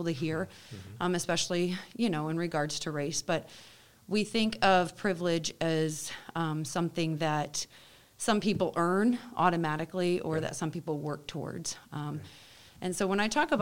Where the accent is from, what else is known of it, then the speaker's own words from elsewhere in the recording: Rockford, Illinois, United States; I was raised in the Rockford School District, so I went to a much more diverse school.